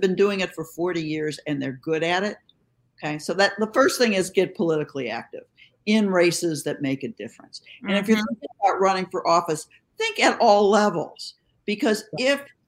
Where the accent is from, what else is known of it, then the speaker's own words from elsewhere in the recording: Pennsylvania, United States; I'm from Pennsylvania